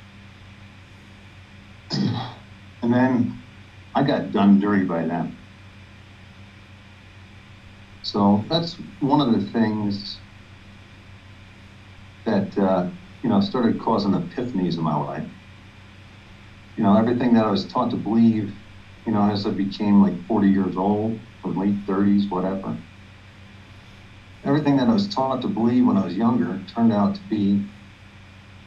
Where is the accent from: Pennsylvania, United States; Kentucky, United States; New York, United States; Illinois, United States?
New York, United States; I'm from New York